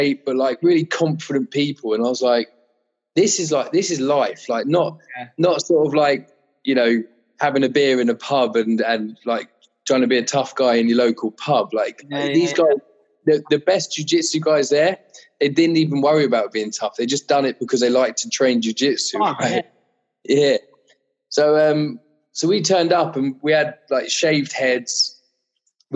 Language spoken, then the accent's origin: English; Kent, South East England, United Kingdom; I was from Kent